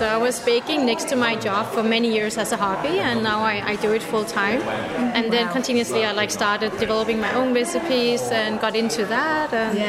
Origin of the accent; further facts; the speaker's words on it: Denmark; now in Berlin, Germany; I flew in from Berlin, but I live in Berlin, but I'm from Denmark.